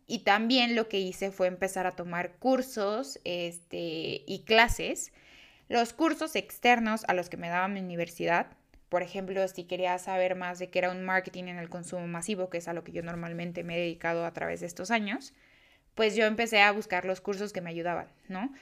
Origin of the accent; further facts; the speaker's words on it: Mexico; yo soy este, mexicana